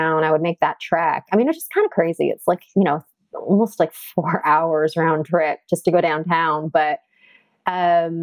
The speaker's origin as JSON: {"language": "English", "town": "Toronto", "region": "Ontario", "country": "Canada", "tie": "born or raised there", "moved": "yes", "lives_now": "New York, United States", "said": "I grew up in a suburb of Toronto called Rexdale, Ontario"}